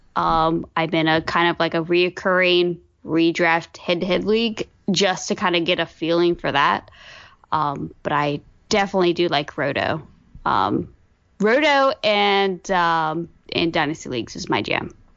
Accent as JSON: {"language": "English", "region": "Virginia", "country": "United States", "said": "I am from Virginia. I grew up as a Braves fan"}